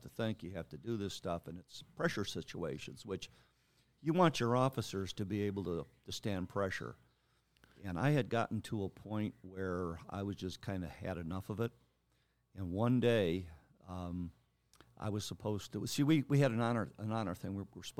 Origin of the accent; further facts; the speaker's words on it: Lake Eliza, Indiana, United States; also born or lived in Roseland / Homewood; Grew up for the first probably 6-7 years of my life in Roseland. And then we moved to Homewood and from there to Lake Eliza, Indiana, where I spent most of my grade school years from about third grade all the way through